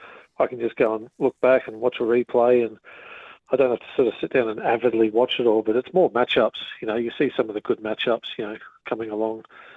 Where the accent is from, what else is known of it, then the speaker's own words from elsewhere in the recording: Wellington, New Zealand; I'm a proud Wellingtonian